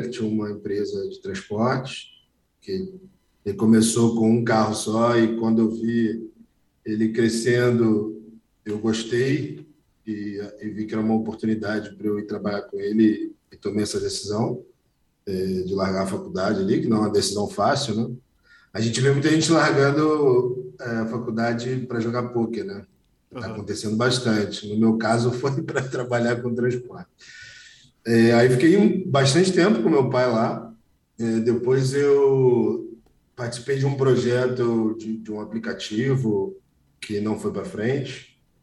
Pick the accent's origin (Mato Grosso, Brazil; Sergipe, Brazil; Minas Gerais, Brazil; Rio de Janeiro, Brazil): Rio de Janeiro, Brazil; Com 12 anos eu estava no colégio público, com 18 eu estava no colégio mais caro do Rio de Janeiro